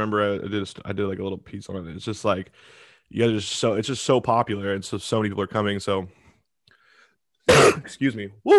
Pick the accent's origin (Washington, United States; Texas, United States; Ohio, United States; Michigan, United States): Washington, United States; Seattle; I'm from Seattle